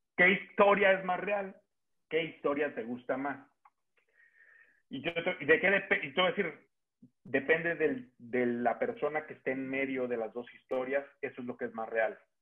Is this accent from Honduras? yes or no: no; Mexico; los que somos mexicanos